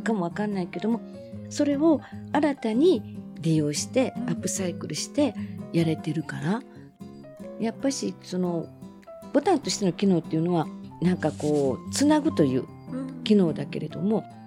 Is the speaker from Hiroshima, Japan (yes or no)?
no; Minoh, Osaka, Japan; ちっちゃい時箕面っていうとこで生まれ育ってた